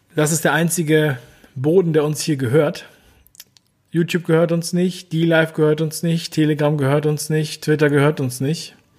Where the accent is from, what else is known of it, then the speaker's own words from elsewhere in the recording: Hamburg, Germany; moved away as an adult; also born or lived in Berlin / Cologne; ich bin in Hamburg aufgewachsen